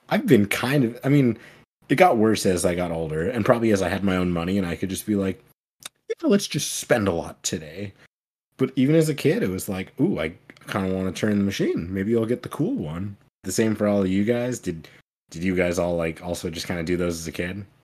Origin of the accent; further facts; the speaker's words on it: United States; I'm an American.